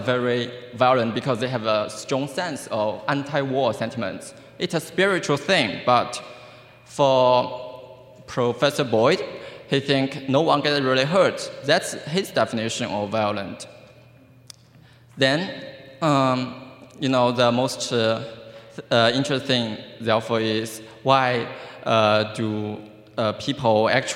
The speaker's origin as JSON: {"language": "English", "country": "China", "moved": "yes", "lives_now": "Iowa, United States", "said": "I'm from China originally"}